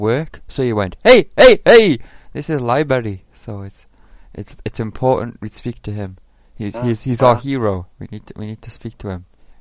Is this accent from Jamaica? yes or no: no; United Kingdom; I'm British, Asian